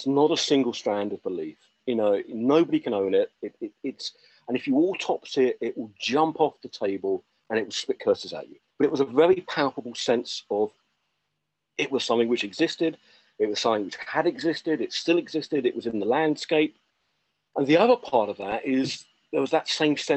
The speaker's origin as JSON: {"language": "English", "area": "Essex", "region": "East of England", "country": "United Kingdom", "tie": "born or raised there", "also_born_or_lived": "Cornwall", "said": "where I grew up in Essex, of the little town I was"}